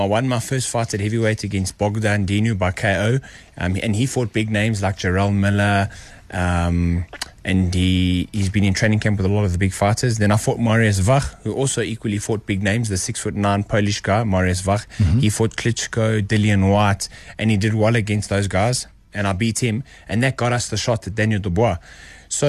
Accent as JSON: {"language": "English", "country": "South Africa", "said": "I'm just from South Africa"}